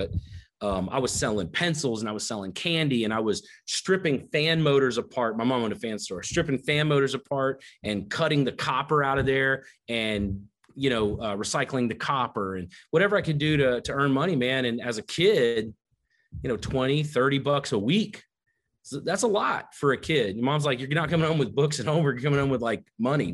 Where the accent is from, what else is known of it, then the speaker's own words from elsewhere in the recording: the South, United States; I grew up down in the South